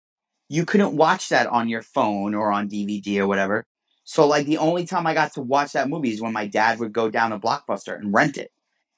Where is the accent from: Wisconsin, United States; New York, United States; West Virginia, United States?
New York, United States; New York City; I grew up in Brooklyn, and we lived in what was called a railroad apartment.